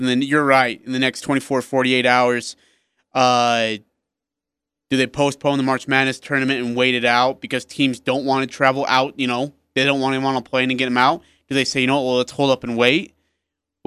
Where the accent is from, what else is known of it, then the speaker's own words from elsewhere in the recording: India; moved away; I'm from India